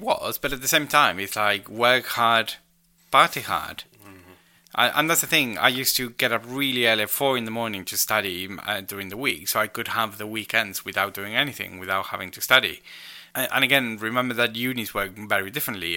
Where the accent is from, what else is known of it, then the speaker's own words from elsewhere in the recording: Rosario, Santa Fe, Argentina; moved away; my hometown of Rosario